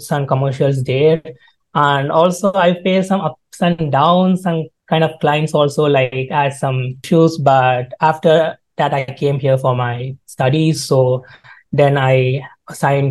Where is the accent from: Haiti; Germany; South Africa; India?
India; moved away as an adult; now in Calgary, Canada; Actually, I'm from India, so I came here for my studies.